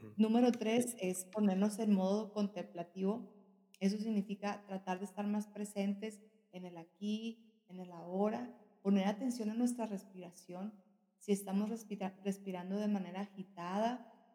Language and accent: Spanish; northern Mexico, Mexico; como mexicana, al norte del país